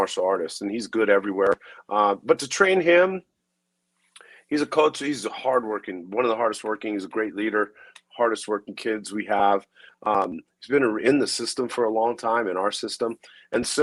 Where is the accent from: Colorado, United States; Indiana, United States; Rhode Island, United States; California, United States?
Colorado, United States; Denver; I grew up in the inner city of Denver.